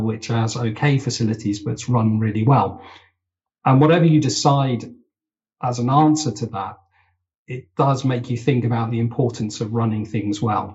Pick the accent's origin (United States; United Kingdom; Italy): United Kingdom; as a Brit